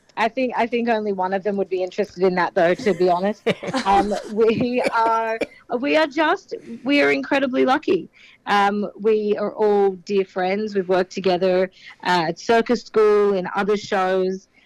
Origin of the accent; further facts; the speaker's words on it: Sydney, New South Wales, Australia; I'm from Sydney